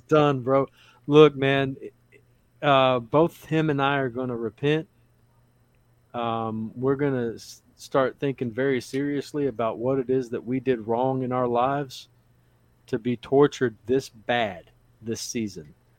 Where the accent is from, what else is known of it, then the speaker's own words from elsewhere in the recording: Louisiana, United States; also born or lived in Odessa, Texas; now in Texas, United States; I was born in Louisiana. Louisiana is my home.